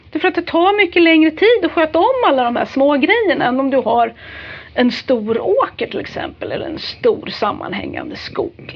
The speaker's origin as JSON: {"language": "Swedish", "region": "Värmland", "country": "Sweden", "said": "jag är ju värmlänning"}